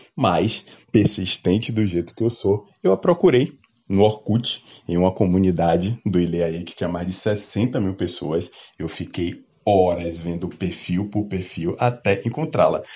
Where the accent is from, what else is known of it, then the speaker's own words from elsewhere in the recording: Salvador, Bahia, Brazil; eu sou natural de Salvador